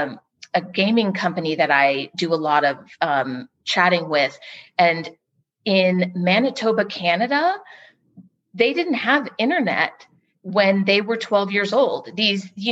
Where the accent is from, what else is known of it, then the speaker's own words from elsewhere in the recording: California, United States; now in Texas, United States; Growing up in California